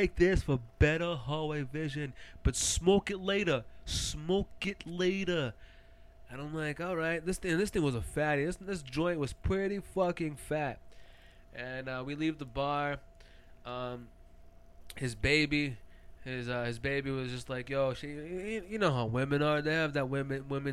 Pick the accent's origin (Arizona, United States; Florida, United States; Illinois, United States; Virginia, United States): Arizona, United States; Phoenix; we're from Phoenix.